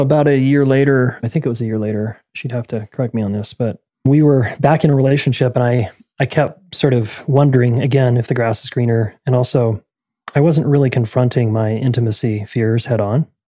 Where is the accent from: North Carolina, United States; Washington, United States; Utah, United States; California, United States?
Utah, United States; Salt Lake City; I'm from Salt Lake City, Utah originally, born and raised